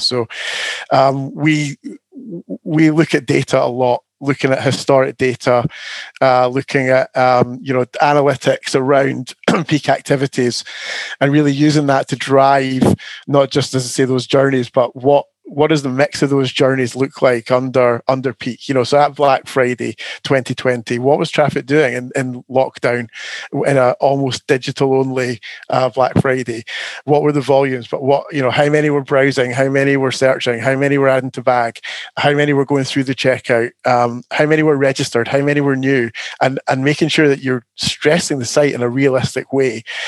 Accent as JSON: {"language": "English", "region": "Scotland", "country": "United Kingdom", "moved": "yes", "lives_now": "Canterbury, United Kingdom", "said": "As a Scotsman"}